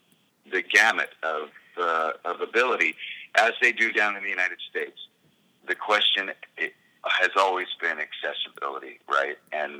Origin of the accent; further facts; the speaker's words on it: Canada; I think it's my job as a Canadian to help provide for people who have less with my tax money